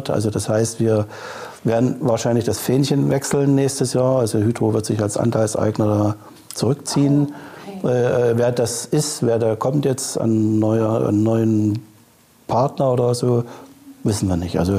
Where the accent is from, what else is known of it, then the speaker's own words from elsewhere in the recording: Chemnitz, Saxony, Germany; born there; now in Hamburg, Germany; Ich bin gebürtiger Chemnitzer.